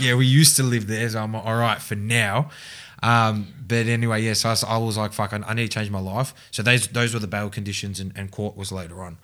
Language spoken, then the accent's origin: English; Mulgrave, Victoria, Australia; I grew up and lived in Mulgrave